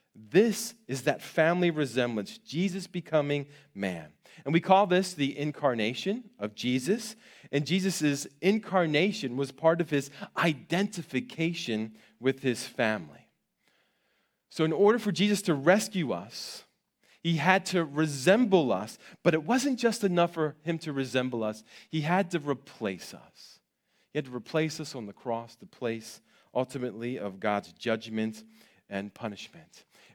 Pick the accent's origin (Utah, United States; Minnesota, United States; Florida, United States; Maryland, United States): Maryland, United States; I grew up on the East Coast in Maryland, in a rural part of Maryland near Gettysburg, Pennsylvania.